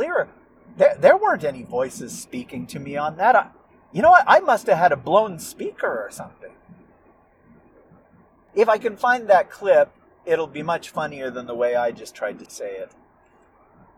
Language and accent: English; United States; accent: American; my American accent